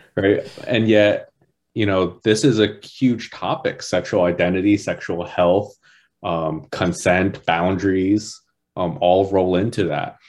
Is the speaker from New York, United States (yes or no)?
no; New Jersey, United States; moved away; also born or lived in Georgia; I grew up in New Jersey